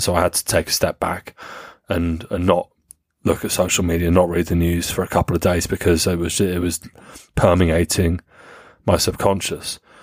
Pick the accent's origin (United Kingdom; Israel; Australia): United Kingdom; as British people